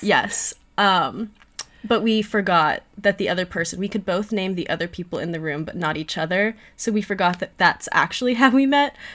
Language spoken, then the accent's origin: English; Miami, Florida, United States; I'm also from Miami